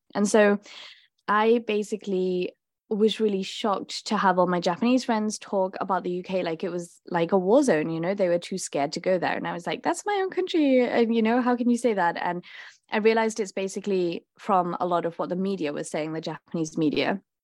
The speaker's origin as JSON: {"language": "English", "town": "Liverpool", "region": "North West England", "country": "United Kingdom", "tie": "born or raised there", "moved": "yes", "said": "I grew up in Liverpool in England"}